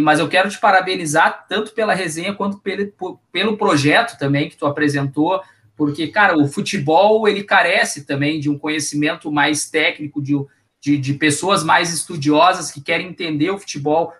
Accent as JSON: {"language": "Portuguese", "town": "Porto Alegre", "region": "Rio Grande do Sul", "country": "Brazil", "tie": "born or raised there", "said": "aqui eu cresci jogando aqui no Cruzeirinho, quando era na Protásio Alves, aqui do Morro Santana"}